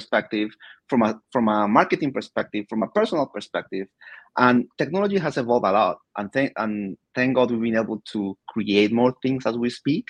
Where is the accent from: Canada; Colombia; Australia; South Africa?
Colombia; moved away as an adult; also born or lived in United Kingdom; now in United States; I was born and raised in Colombia 40 years ago.